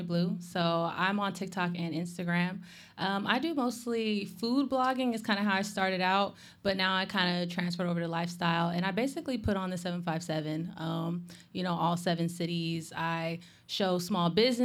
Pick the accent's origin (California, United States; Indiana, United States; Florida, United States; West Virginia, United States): California, United States; San Diego; now in Virginia Beach, United States; I'm originally from San Diego